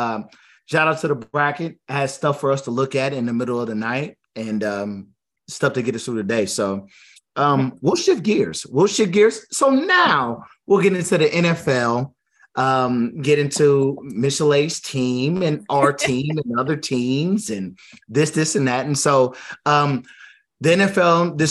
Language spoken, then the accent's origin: English; Kansas, United States; I'm from Kansas, too.